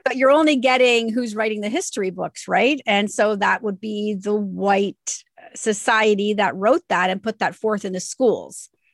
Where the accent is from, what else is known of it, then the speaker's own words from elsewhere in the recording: Canada; we're Canadian